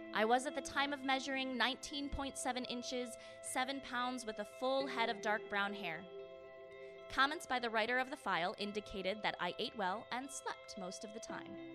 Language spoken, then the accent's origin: English; Michigan, United States; I grew up in Michigan